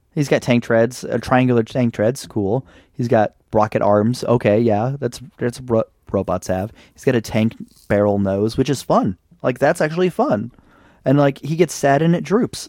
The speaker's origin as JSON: {"language": "English", "country": "United States", "said": "I'm an American"}